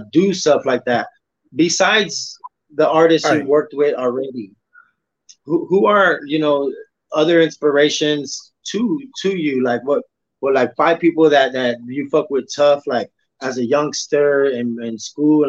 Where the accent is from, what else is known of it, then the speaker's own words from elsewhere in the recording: Texas, United States; I'm from Texas